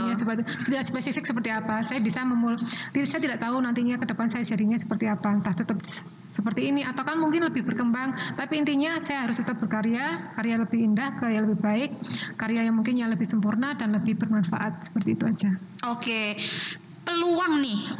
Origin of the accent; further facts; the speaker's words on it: Java, Indonesia; kebetulan etniknya yang kebetulan saya angkat saya dari Jawa.